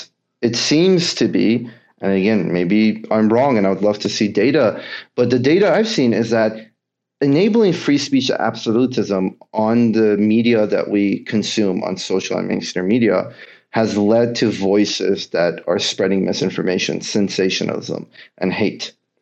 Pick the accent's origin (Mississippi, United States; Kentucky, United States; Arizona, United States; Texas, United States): Kentucky, United States; a lot of us, again, growing up in Kentucky, I went to school in upstate New York, very liberal school, totally different than what I was anything used to.